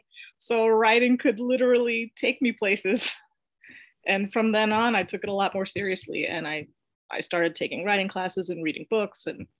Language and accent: English; Queens, New York, United States; also born or lived in Bronx, New York / Long Island / Los Angeles, California; first I was born in the Bronx, then we lived in Long Island, then we moved to Los Angeles, California. That's actually where I started school. And then we moved back to the Bronx and then to Queens. So I moved around a lot when I was a kid.